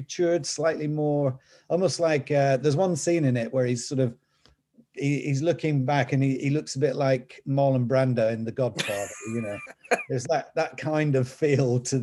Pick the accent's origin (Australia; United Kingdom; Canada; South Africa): United Kingdom; the north of England; accent: Northern English; my Northern English accent